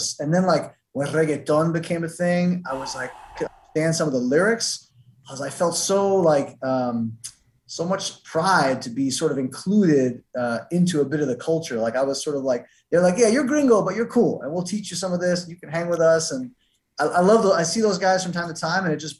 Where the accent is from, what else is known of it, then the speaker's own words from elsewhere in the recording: New York City, New York, United States; I'm from New York. It's like, no, but where are you from? I'm like, I'm American. And they're like, really? And we're talking Spanish. I'm like, yeah, but I grew up with Puerto Ricans, Dominicans, Chileans, Peruvians